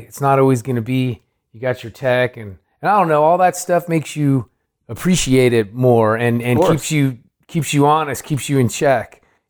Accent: Oakland, California, United States; also born or lived in San Francisco / Moraga; I grew up in Oakland. Okay. I was born in San Francisco, and then right before high school age, we moved to Moraga.

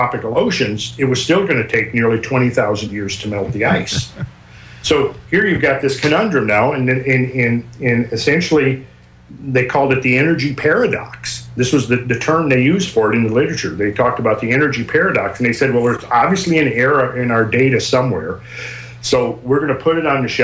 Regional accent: Minnesota, United States; now in Georgia, United States; I'm from Minnesota, so I remember well shoveling my driveway as a kid growing up. And I think that's one reason I'm in Georgia at the moment

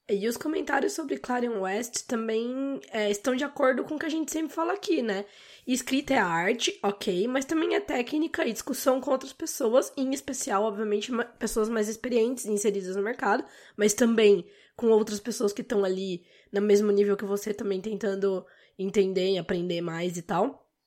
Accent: Brazil; como brasileiros

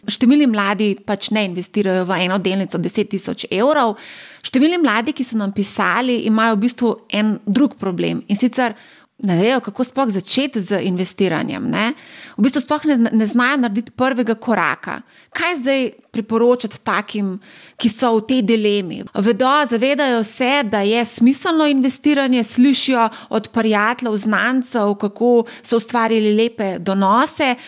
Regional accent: Slovenia; Slovenci smo

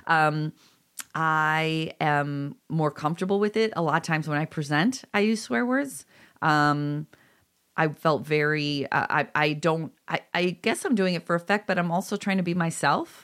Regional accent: Illinois, United States; I'm from Illinois, but right this Midwestern area

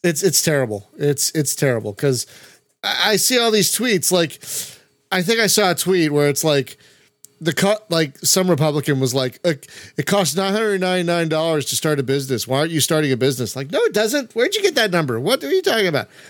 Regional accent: United States; as an American

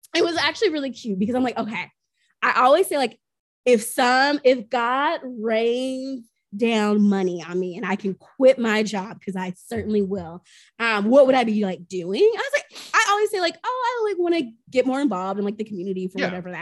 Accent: the South, United States; I grew up in the South

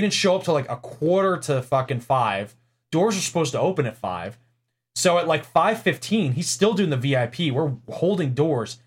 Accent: New York City, New York, United States; moved away; I'm from New York City slash Long Island

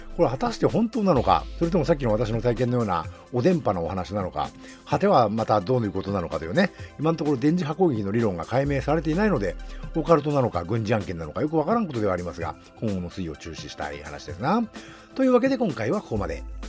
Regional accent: Nagano, Japan; 地元の長野県

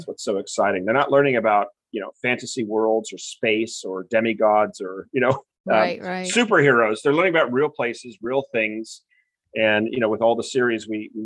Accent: Newport Beach, California, United States; moved away; also born or lived in Wellesley, Massachusetts; I'm originally from Newport Beach, California

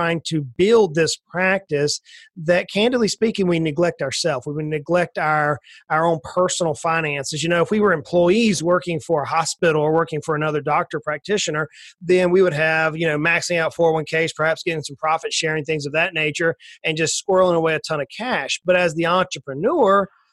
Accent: South Georgia, United States; I grew up in South Georgia. I'm an old country boy that grew up on the swamps of near the Atlantic Ocean, just north of Florida by a little bit

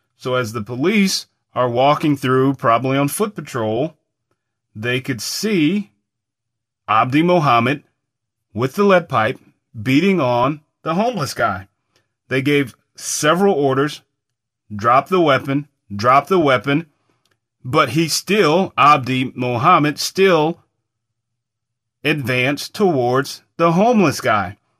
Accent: United States; as an American

